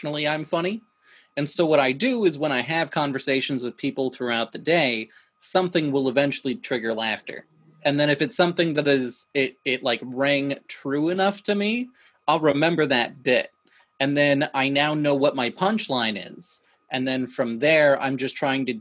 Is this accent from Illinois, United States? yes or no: no; Alaska, United States; I grew up in Alaska with a bunch of wolf hybrids for pets.